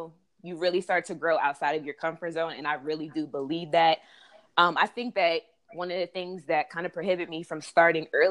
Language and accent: English; Harrisburg, Pennsylvania, United States; now in Washington, D.C., United States; I'm from Harrisburg, Pennsylvania. So a lot of my friends that I grew up with went to Temple.